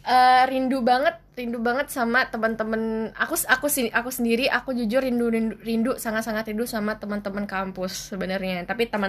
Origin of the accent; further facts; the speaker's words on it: Java, Indonesia; accent: medok (Javanese); aku ki aku ki wong Jawa dan aku medok ngomong bahasa Indonesia jadi aku merangkai